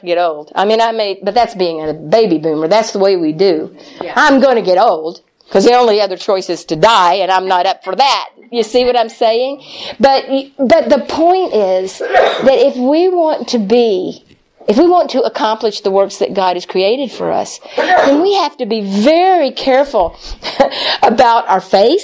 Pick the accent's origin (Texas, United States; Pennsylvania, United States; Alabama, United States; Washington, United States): Texas, United States; moved away; also born or lived in Springfield, Missouri; I'm from Texas